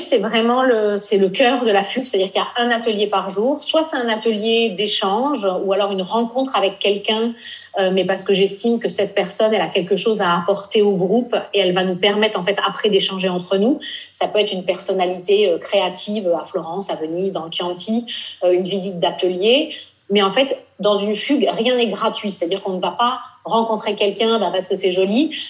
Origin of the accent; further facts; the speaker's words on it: Nice, Provence-Alpes-Côte d'Azur, France; also born or lived in Normandy / Paris; now in Italy; Moi, je suis originaire de Normandie. J'ai grandi à Nice